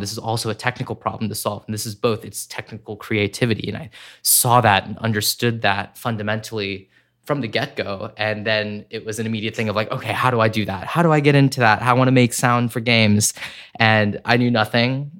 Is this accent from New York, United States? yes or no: yes; Corning, New York, United States; I grew up in upstate New York in a small town called Corning